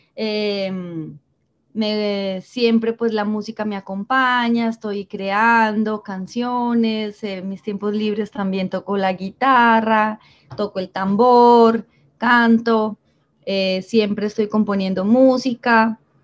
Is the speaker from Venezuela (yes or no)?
no; Medellín, Antioquia, Colombia; moved away as an adult; now in Santa Marta, Colombia; yo soy de Medellín y llevo seis años viviendo aquí en Santa Marta